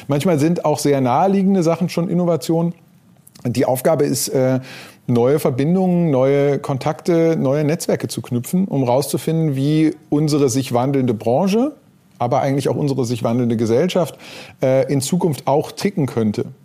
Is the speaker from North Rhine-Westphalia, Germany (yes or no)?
yes; North Rhine-Westphalia, Germany; born there; bin geboren im Ruhrgebiet, ähm, auf die Journalistenschule gegangen, äh, 96